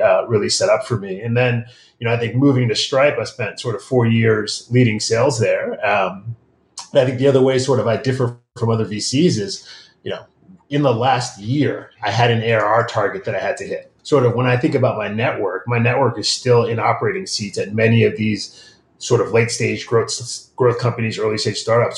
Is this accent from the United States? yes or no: yes; Midwest, United States; moved away; I grew up in the Midwest, um, child of Nigerian immigrants